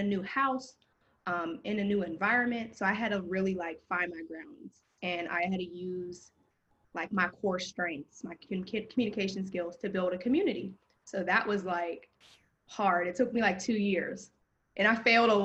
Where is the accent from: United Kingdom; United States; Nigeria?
United States; Pittsburgh, Pennsylvania; now in Washington, DC, United States; I'm originally from Pittsburgh. I currently live in DC.